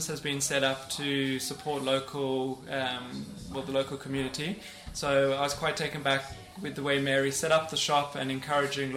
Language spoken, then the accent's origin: English; Cape Town, Western Cape, South Africa; now in Basingstoke, United Kingdom; I grew up in Cape Town in South Africa, and then I've been living in Basingstoke for 12 years